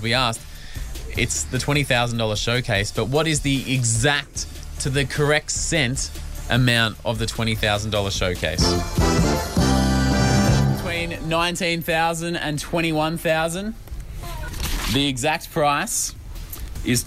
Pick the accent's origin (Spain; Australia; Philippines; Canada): Australia; in my hometown, in my suburb of Casey